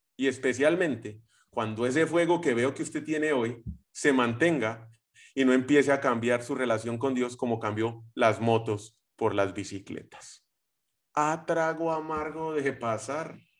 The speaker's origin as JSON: {"language": "Spanish", "country": "Colombia", "said": "soy colombiano"}